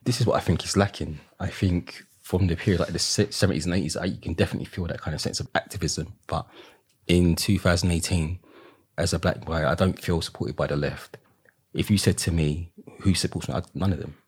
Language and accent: English; London, United Kingdom; growing up in the East End